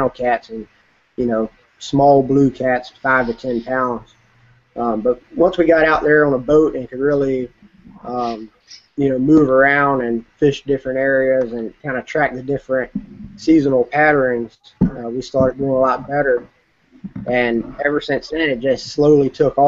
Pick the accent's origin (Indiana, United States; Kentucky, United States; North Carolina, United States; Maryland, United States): North Carolina, United States; Murfreesboro; I grew up in Murfreesboro, North Carolina